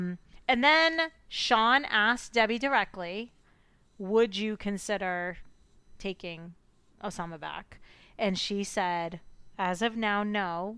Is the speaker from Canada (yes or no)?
no; United Kingdom; Sorry, in the UK, they're called bank holidays. Sorry. You know me, I'm so British.